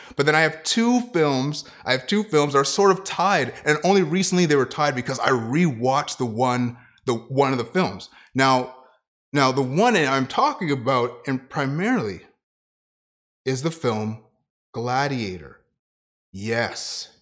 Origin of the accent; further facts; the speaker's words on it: Ottawa, Ontario, Canada; moved away; also born or lived in Kitchener; to be a youth pastor at a church, um, in Ottawa, in my hometown